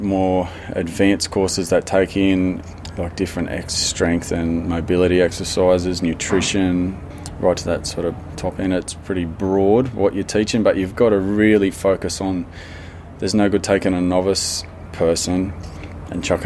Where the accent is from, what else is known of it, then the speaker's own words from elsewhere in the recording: Stuart Town, New South Wales, Australia; I'm from Stuarttown